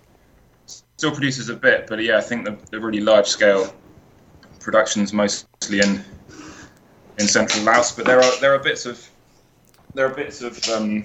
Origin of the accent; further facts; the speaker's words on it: United Kingdom; I'm British